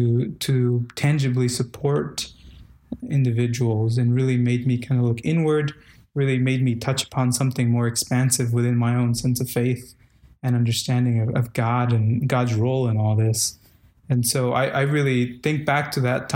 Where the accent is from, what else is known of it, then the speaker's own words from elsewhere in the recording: Guatemala; moved away; Culturally, I am from Guatemala